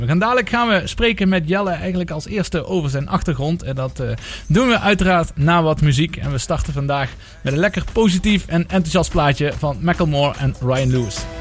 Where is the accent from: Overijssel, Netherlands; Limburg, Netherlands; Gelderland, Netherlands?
Limburg, Netherlands; Maastricht; zelf als Maastrichtenaar